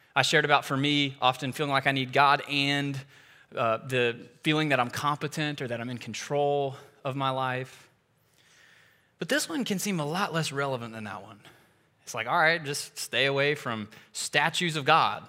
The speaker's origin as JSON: {"language": "English", "country": "United States", "said": "As an American, especially one who's had a lot of privileges and opportunity in my life"}